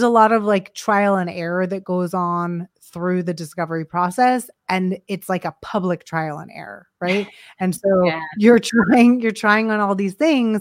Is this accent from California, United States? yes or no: yes; Los Angeles, California, United States; moved away; I was from Los Angeles and I was designing movie posters